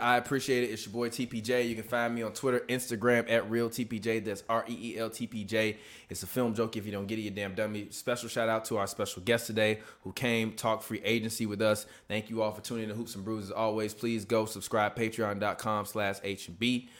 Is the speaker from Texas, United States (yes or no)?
no; Chicago, Illinois, United States; I'm from Chicago. We play defense.